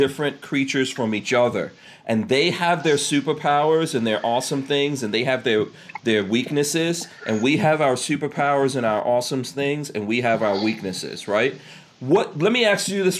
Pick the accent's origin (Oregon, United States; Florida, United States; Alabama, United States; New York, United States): New York, United States; growing up in New York